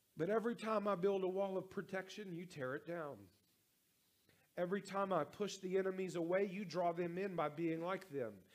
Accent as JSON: {"language": "English", "region": "North Carolina", "country": "United States", "moved": "yes", "lives_now": "Louisiana, United States", "said": "I'm from North Carolina, I live in Louisiana"}